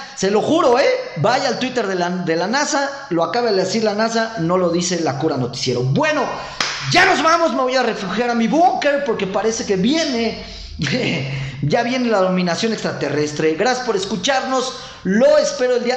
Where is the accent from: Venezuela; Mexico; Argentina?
Mexico; nuestro pobre México